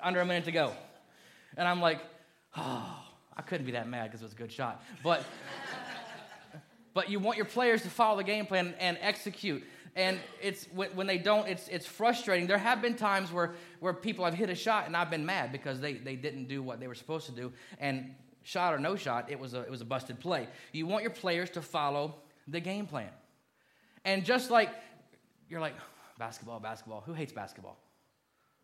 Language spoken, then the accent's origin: English; Kentucky, United States; moved away; I was born in Kentucky, lived there a long time